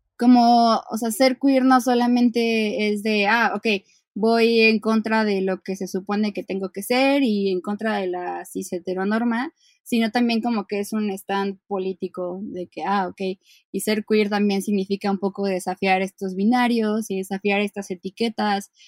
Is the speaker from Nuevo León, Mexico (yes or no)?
no; Mexico City, Mexico; soy una ilustradora de la Ciudad de México